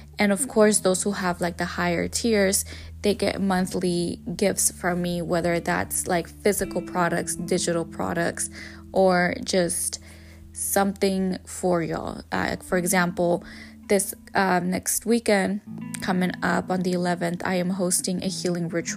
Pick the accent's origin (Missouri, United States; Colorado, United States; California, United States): California, United States; also born or lived in Jalisco, Mexico; my hometown, where I was born, where I was majority of my life raised, and part of my life, I should say, because majority of my life I was raised in California